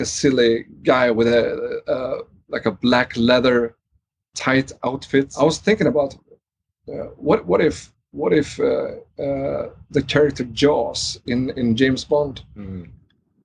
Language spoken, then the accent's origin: English; Trollhättan, Västra Götaland, Sweden; growing up in Sweden in the 80s